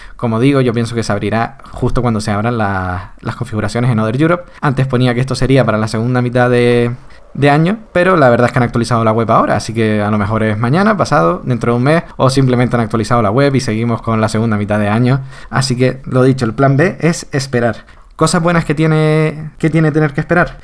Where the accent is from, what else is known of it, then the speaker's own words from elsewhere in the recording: Canary Islands, Spain; los canarios